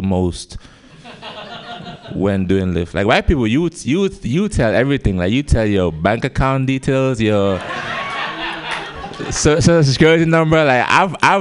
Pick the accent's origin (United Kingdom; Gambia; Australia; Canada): Gambia; moved away; I have an accent, as you guys can tell. I'm from Gambia